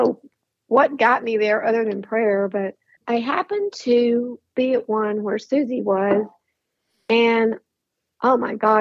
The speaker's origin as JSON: {"language": "English", "town": "Tuscaloosa", "region": "Alabama", "country": "United States", "tie": "born or raised there", "moved": "yes", "lives_now": "Atlanta, United States", "said": "I was born, if you can believe it, on the campus of the University of Alabama"}